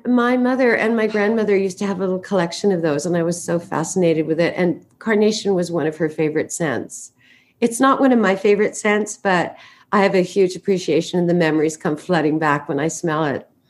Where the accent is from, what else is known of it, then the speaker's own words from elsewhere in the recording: Vancouver, British Columbia, Canada; I grew up in Vancouver, Canada.